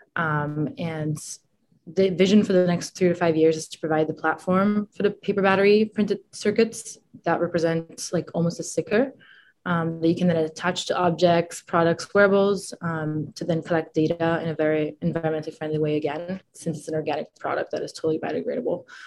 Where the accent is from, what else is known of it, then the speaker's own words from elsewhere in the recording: France; moved away; also born or lived in Italy / Boston; I'm originally from Italy. Uh, then when I was a kid, I we moved to France, me and my family, and so I grew up in the French